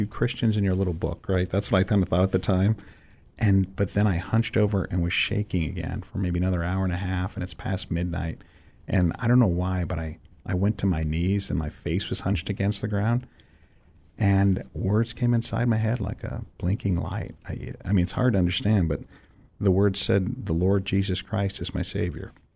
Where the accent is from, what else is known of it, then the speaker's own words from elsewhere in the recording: San Francisco, California, United States; moved away as an adult; also born or lived in Israel; I'm growing up in San Francisco, so it's not like you're, you're not in the middle of church culture